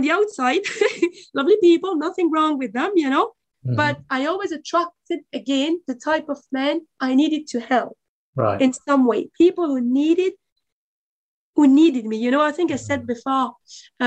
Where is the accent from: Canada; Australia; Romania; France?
France; now in Dublin, Ireland; But my parents are from former Yugoslavia. I was born in France